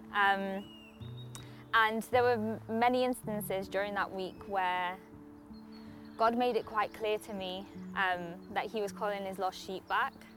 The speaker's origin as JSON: {"language": "English", "country": "Poland", "tie": "born or raised there", "moved": "yes", "said": "I grew up in Poland, um, which is quite a Catholic um, country."}